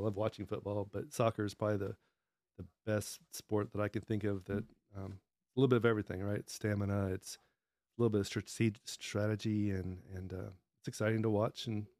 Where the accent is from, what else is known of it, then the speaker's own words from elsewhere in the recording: Dallas, Texas, United States; I grew up in Dallas